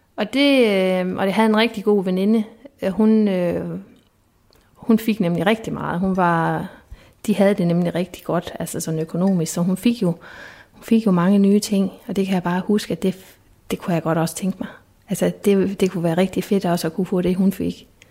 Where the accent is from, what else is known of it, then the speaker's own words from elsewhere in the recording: Esbjerg, Southern Denmark, Denmark; moved away as an adult; also born or lived in Sønderborg; jeg er fra Esbjerg